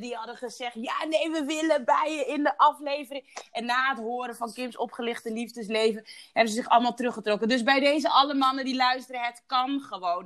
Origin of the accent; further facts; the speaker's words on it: Curaçao; ik geboren ben op Douche Curaçao